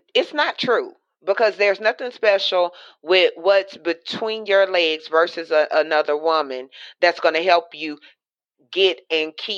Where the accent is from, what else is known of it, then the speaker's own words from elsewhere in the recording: Louisiana, United States; I'm in and from Louisiana